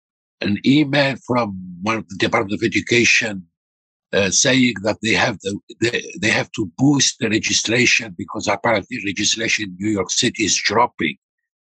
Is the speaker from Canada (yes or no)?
no; Algeria; now in United States; This sad thing, I am from Algeria. I am an immigrant.